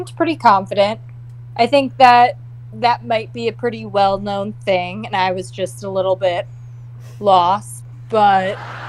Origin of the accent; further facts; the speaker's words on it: Long Island, New York, United States; also born or lived in West Harlem, Manhattan; now in Brooklyn, United States; Well, I'm actually from Long Island, but I live near Prospect Heights now in Brooklyn.